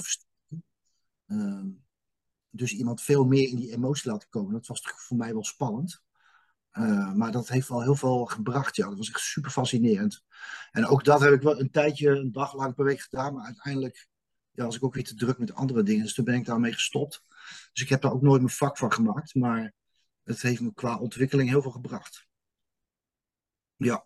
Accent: Utrecht, Netherlands; Ik ben in dit leven geboren in 1971 op Kanaaleiland.

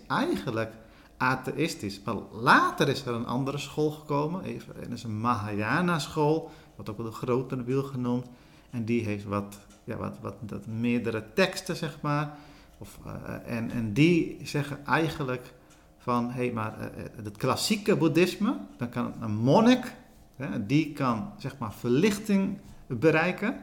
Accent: Sri Lanka; now in Netherlands; ik ben in Sri Lanka geboren

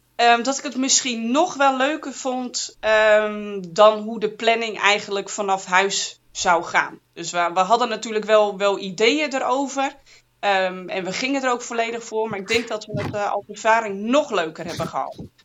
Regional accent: Friesland, Netherlands; moved away as an adult; also born or lived in Zwolle / Groningen / Amsterdam; ik ben geboren en getogen in Friesland

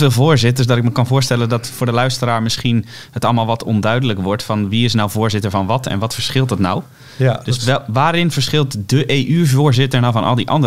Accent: Rotterdam, South Holland, Netherlands; als Rotterdammer

